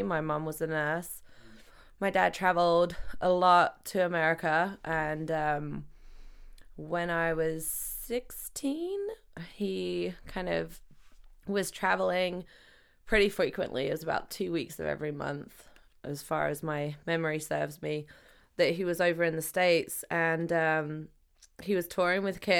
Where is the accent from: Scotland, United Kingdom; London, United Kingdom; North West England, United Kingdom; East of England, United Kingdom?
East of England, United Kingdom; Gamlingay; moved away; England. England. Cambridge. Small village outside of Cambridge called Gamlingay.